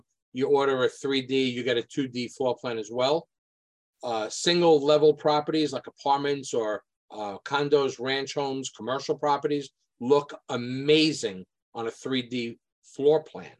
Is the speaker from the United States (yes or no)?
yes; New York City, New York, United States; I grew up in Sheepshead Bay, Brooklyn